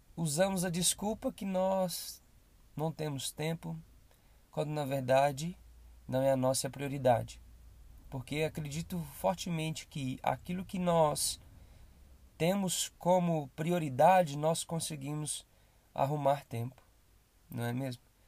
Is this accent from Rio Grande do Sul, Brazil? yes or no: no; Belo Horizonte, Minas Gerais, Brazil; sou daqui de Belo Horizonte